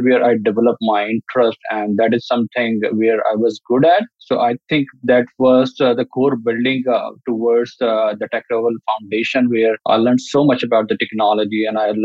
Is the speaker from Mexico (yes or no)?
no; Pakistan; I grew up in Pakistan